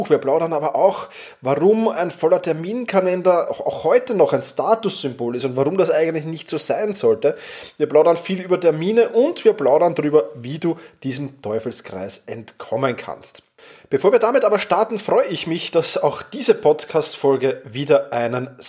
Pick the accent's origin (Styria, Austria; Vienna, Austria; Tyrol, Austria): Vienna, Austria; Wir sind ja beide äh, aus Wien, oder du bist aus, aus der Steiermark, aber momentan in Wien